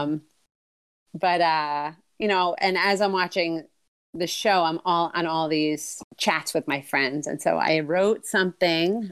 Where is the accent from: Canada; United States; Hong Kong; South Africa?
United States; outside New York City; moved away as an adult; now in Maine, United States; I'm originally from, uh, outside New York City, and I've been in Maine for twenty years.